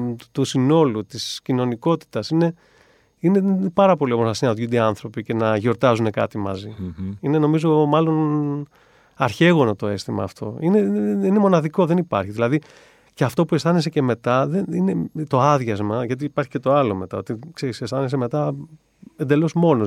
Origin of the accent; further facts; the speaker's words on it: Agrinio, Western Greece, Greece; moved away as an adult; also born or lived in Italy; φύγαμε από τα Γρήνια με του γονεί μου